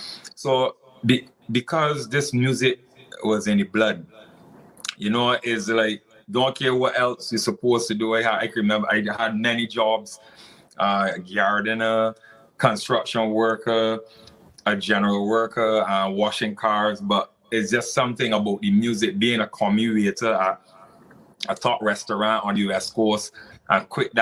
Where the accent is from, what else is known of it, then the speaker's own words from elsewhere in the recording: St. Lucia; And I grew up in St. Lucia in the early stages